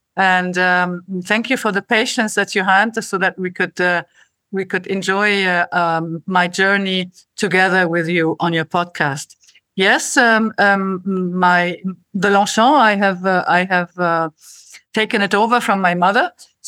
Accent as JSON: {"language": "English", "town": "Cairo", "region": "Cairo Governorate", "country": "Egypt", "tie": "born or raised there", "said": "And I grew up in Cairo."}